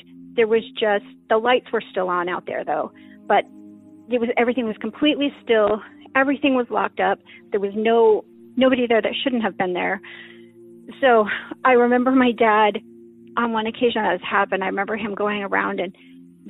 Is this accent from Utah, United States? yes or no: yes; Utah, United States; now in Pacific Northwest, United States; I grew up in Utah. I now live in the Pacific Northwest